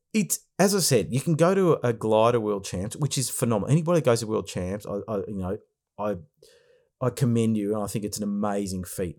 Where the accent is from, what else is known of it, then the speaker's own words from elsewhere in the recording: Australia; we're from Australia here